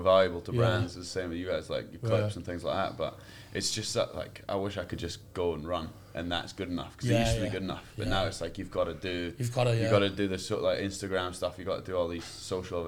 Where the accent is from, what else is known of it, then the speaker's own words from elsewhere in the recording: Edinburgh, Scotland, United Kingdom; moved away as an adult; now in Seattle, United States; I'm from Edinburgh.